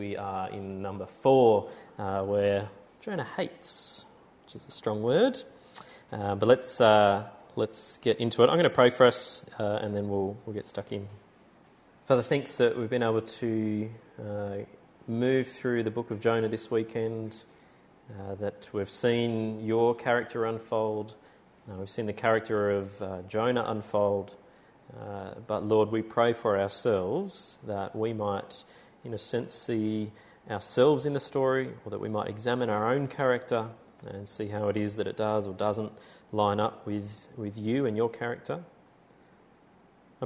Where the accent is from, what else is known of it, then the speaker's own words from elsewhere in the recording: Tamworth, New South Wales, Australia; moved away; I was from Tamworth